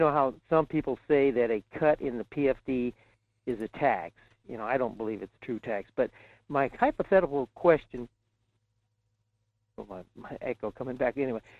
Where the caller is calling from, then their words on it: Fairbanks, Alaska, United States; in Fairbanks.